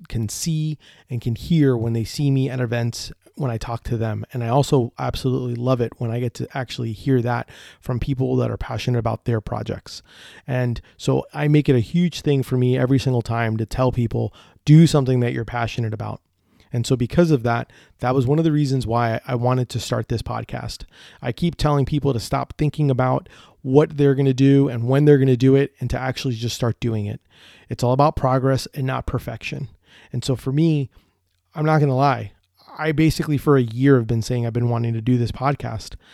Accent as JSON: {"language": "English", "town": "Orlando", "region": "Florida", "country": "United States", "said": "I'm from Orlando, Florida, and I own Deli Fresh Threads."}